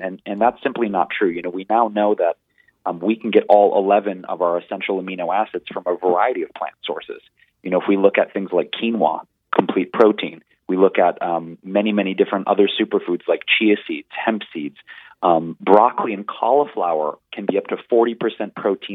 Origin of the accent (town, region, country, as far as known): Detroit, Michigan, United States; born or raised there